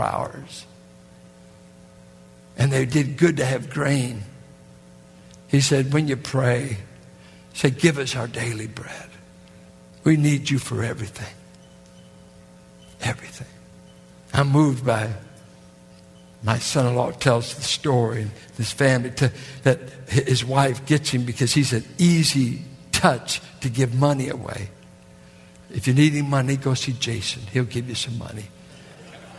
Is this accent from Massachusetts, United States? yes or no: no; Richmond, California, United States; born or raised there